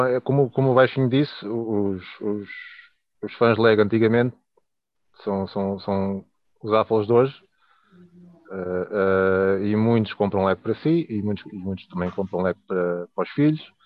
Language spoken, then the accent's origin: Portuguese; Leiria, Centro, Portugal; tenho 39 anos, sou de Liria